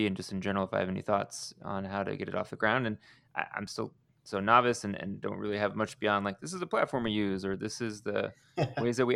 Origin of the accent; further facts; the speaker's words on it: Houston, Texas, United States; moved away; I grew up in Houston